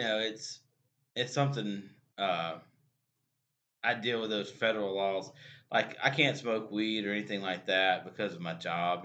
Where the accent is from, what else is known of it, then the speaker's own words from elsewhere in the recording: Louisiana, United States; we were from louisiana